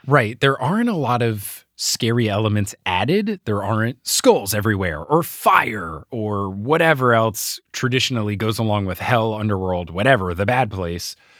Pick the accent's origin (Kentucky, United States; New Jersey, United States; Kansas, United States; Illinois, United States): New Jersey, United States; as much as I love my home state, The Jersey Turnpike is terrible